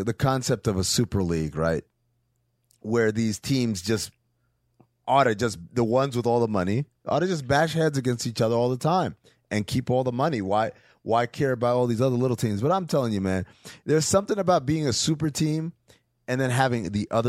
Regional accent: New York, United States; I grew up in New York.

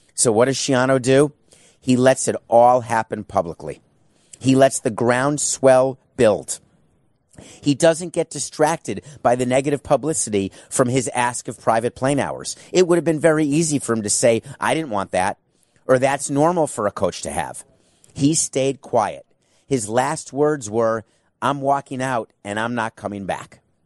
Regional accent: New York City, New York, United States; growing up in New York City

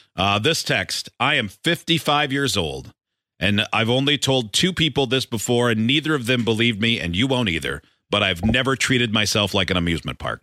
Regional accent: Michigan, United States; growing up in Michigan

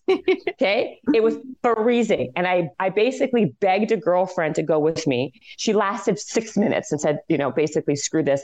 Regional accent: Canada; I'm Canadian

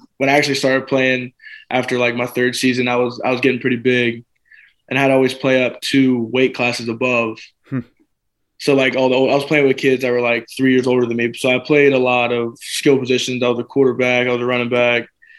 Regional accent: Jacksonville, Florida, United States; So I'm from Jacksonville, Florida. I've been born and raised there. To be honest, I've never lived outside of Jacksonville. You know, I love it there. It's where I grew up.

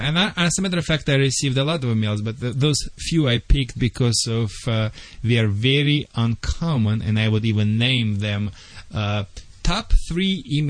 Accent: Czechia; English is a second language; now in United States; Vlade, I am from Czechoslovakia.

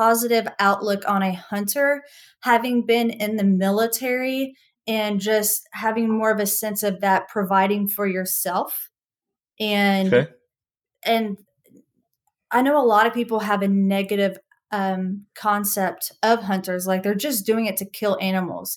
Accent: the South, United States; I'm from the South

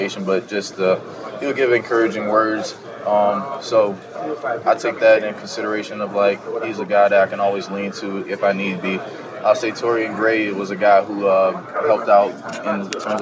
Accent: Kingstree, South Carolina, United States; where I come from King Street, South Carolina, a small rural town area

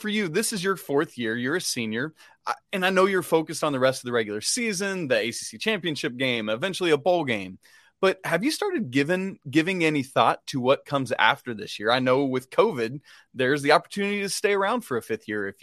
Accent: Atlanta, Georgia, United States; I grew up in Atlanta.

